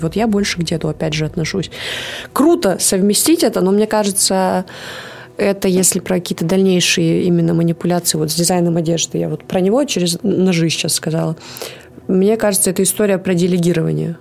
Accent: Kansk, Krasnoyarsk Krai, Russia; я же родилась в Канске

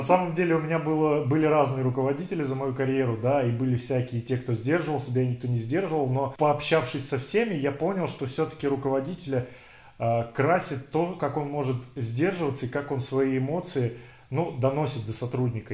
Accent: Siberia, Russia; Мы, сибиряки

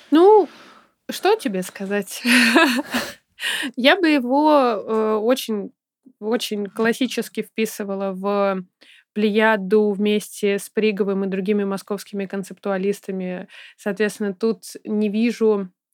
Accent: Saint Petersburg, Russia; я ребенок, который росла в, соответственно, Петербурге

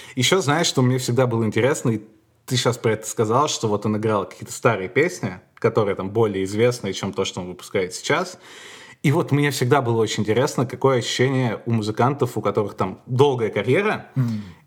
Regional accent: Moscow, Russia; Я ходил в еврейскую школу в Москве

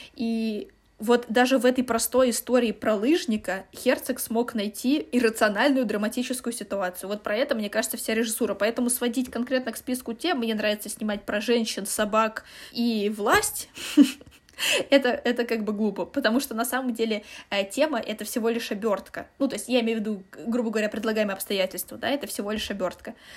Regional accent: Russia; мы из России

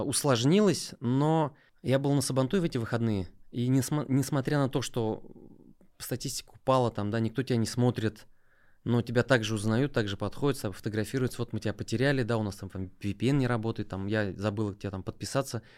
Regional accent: Nizhnekamsk, Tatarstan, Russia; also born or lived in Mamadyshsky District / Kazan; Я родом из Нижнекамска

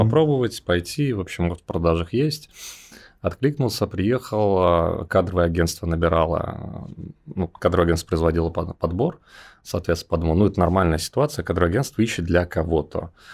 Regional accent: Belarus; moved away as an adult; also born or lived in Riga, Latvia; now in Moscow, Russia; сам я родился в Беларуси, вот, и там провел сознательную юность.

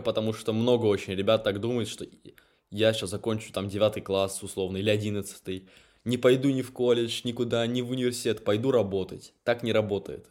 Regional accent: Moscow, Russia; moved away; я сам родился в Москве, но живу в провинции

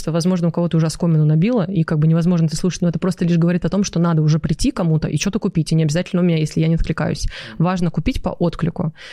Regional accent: Novokuznetsk, Kemerovo Oblast, Russia; Я из Новокузнецка. И ты там сейчас живешь? Ну, я живу, но вот сейчас мы в Дубай переезжаем пока на время.

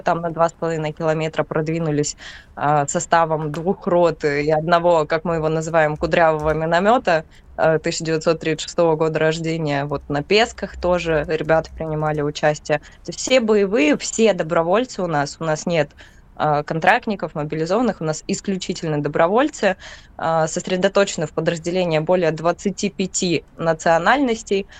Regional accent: Donetsk Oblast, Ukraine; так как я сама отсюда, э, я из Донецкой области

